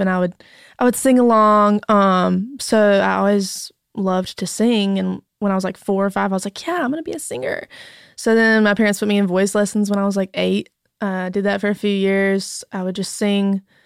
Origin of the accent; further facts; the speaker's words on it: North Carolina, United States; accent: thick North Carolina; moved away as an adult; also born or lived in Raleigh, North Carolina; now in Nashville, United States; I'm from North Carolina.